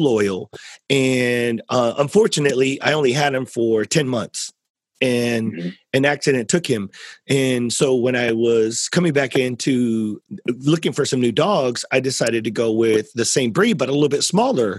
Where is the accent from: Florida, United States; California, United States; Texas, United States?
Texas, United States; South Central; I'm from South Central Texas